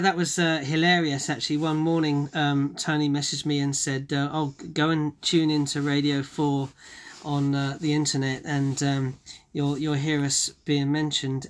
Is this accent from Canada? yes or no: no; Bromley, London, United Kingdom; I was born and bred in Bromley in Kent